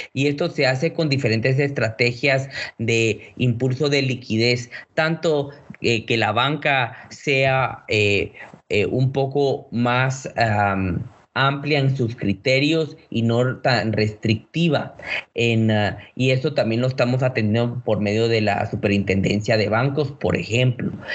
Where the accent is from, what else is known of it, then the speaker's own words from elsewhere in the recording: Guatemala; como buenos guatemaltecos que somos